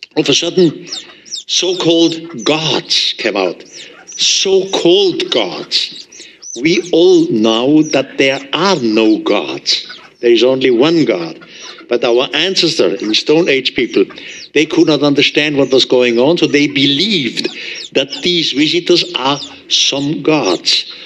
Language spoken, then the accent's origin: English; Switzerland; accent: heavy German accent; English is a second language